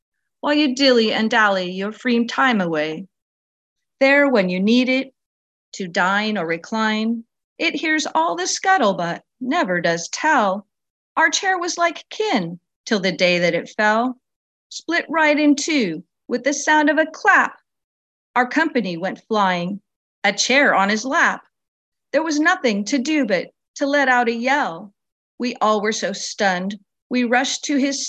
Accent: Roseville, California, United States; I'm from Roseville, California

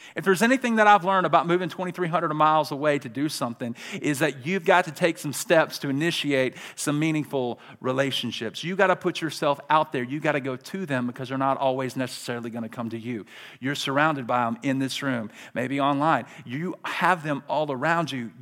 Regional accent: Birmingham, Alabama, United States; I'm from Birmingham, Alabama

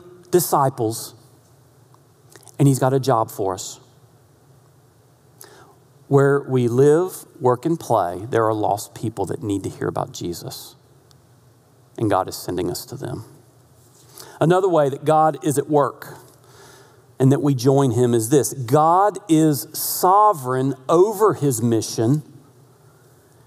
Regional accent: North Carolina, United States; My accent, I'm from North Carolina

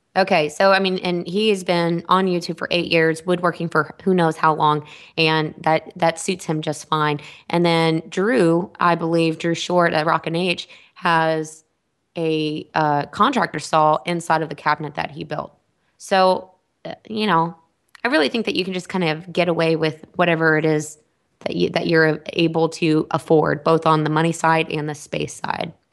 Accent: Texas, United States; I'm from Texas

